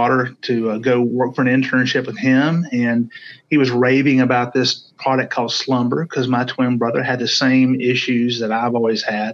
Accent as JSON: {"language": "English", "town": "Hoover", "region": "Alabama", "country": "United States", "said": "I'm from Hoover, Alabama, and one of my gigs is I'm a Hoover City Councilman"}